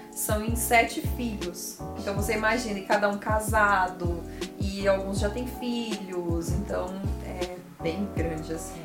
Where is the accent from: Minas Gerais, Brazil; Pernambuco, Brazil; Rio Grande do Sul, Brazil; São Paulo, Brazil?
São Paulo, Brazil; Mogi das Cruzes; Nasci em Mogi das Cruzes. É uma cidade vizinha aqui, a Jacareí, né? Onde fica Novo Tempo. Sou mogiana